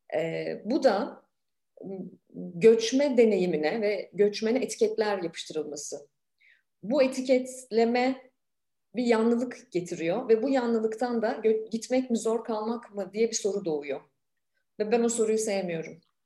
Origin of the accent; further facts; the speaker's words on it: Ankara, Turkey; moved away as an adult; ben de bir Ankaralıyım.